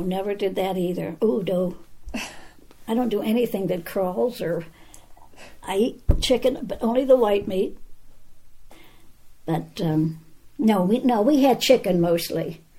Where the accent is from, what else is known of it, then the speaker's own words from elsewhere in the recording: Charleroi, Pennsylvania, United States; Charleroi, Pennsylvania.